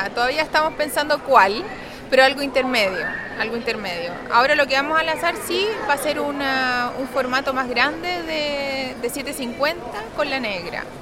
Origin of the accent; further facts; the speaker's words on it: Chile; transmitir eso, lo, lo, que somos los chilenos